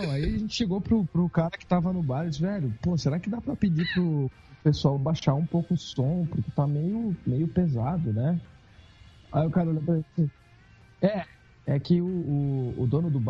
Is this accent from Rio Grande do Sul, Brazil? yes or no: yes; Porto Alegre, Rio Grande do Sul, Brazil; Não, a gente, né, a gente é de Porto Alegre, não conhece.